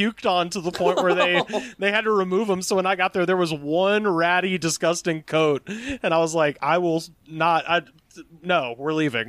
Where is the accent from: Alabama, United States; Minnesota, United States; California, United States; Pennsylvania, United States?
Alabama, United States; in my hometown, in a town in Alabama of like 50,000 people.